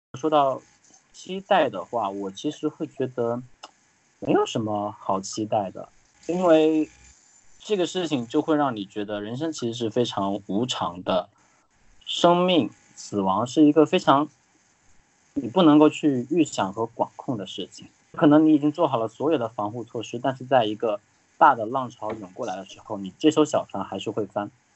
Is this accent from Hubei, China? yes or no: yes; Wuhan, Hubei, China; now in Shanghai, China; 我们武汉人